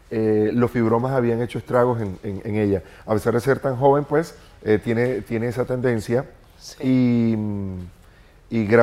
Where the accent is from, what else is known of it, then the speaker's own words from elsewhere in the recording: Venezuela; moved away as an adult; porque en República Dominicana usted no necesita visa como venezolano para entrar. Y le dije, me voy a República Dominicana.